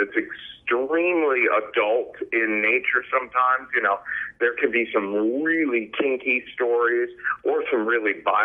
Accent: Cincinnati, Ohio, United States; I grew up in Westwood, and I went to St. X.

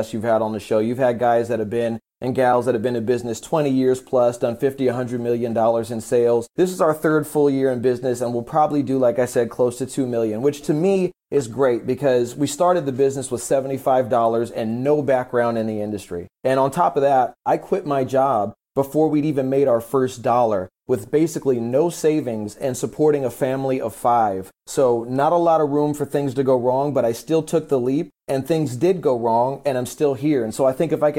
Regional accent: San Diego, California, United States; I'm from San Diego, California, 37 years old

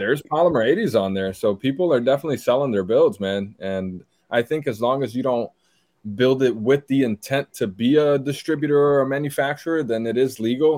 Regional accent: Silver Spring, Maryland, United States; English is a second language; moved away as an adult; also born or lived in Brazil / Laurel, Maryland; now in San Antonio, United States; So I grew up in Silver Spring, Montgomery County

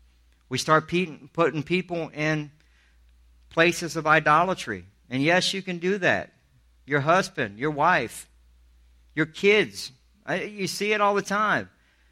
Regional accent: Charleston, South Carolina, United States; If I'm a guy from Alabama telling you, I grew up in Charleston, South Carolina. I went to the worst schools that you could go to.

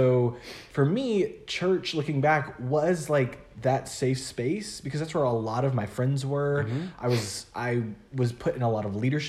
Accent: Memphis, Tennessee, United States; moved away as an adult; also born or lived in Arkansas; I'm from Memphis, Tennessee. I went to school in a really small town in Arkansas for those 4 years. And then Jackson's just an hour north of Memphis. So I had stayed within like 3 hours of home my whole life.

